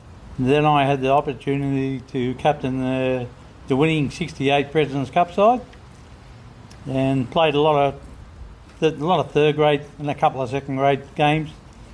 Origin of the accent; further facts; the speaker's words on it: Sydney, New South Wales, Australia; I was born in Redfern. Lived in the same house for 60 years. A stone throw from Redfern Oval.